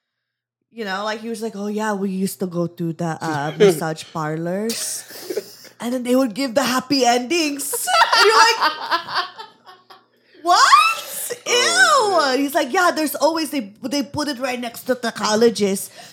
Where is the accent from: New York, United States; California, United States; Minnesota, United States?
California, United States; Valley Girl; accent: Valley Girl; my Valley Girl accent